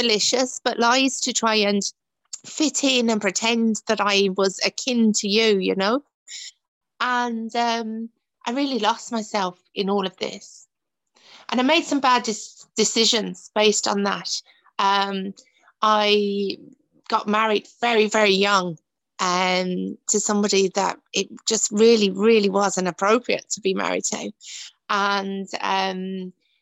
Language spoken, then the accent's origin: English; Dagenham, London, United Kingdom; moved away as an adult; now in Ireland; I grew up in Dagenham, where Ford's used to be